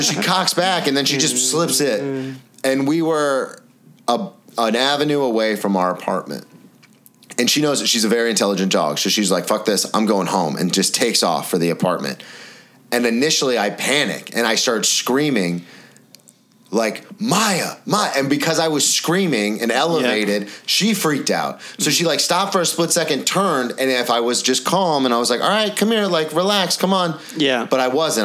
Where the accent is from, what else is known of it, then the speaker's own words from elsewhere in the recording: the South, United States; moved away; I'm from the South